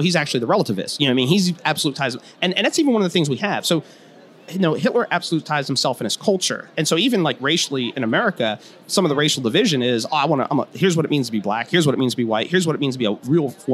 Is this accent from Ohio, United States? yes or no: yes; Cleveland, Ohio, United States; I just grew up outside of Cleveland, so I love the Browns